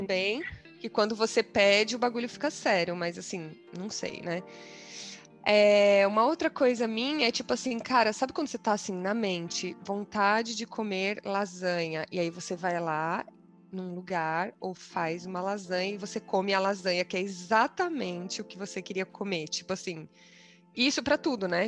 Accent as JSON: {"language": "Portuguese", "country": "Brazil", "moved": "yes", "said": "sendo brasileiras"}